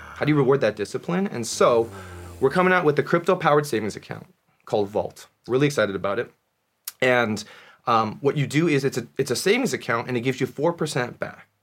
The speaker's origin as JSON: {"language": "English", "country": "United States", "tie": "born or raised there", "said": "my parents were born in Korea, I was born in America"}